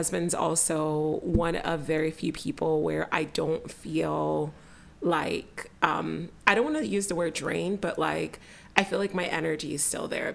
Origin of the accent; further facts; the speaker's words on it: Nigeria; I'm Nigerian and, like, growing up, like, I was in church a lot